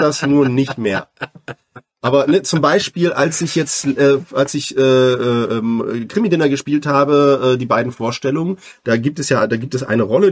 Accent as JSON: {"language": "German", "region": "southern Brandenburg", "country": "Germany", "tie": "born or raised there", "said": "ich komme aus Südbrandenburg, also Ostdeutsch."}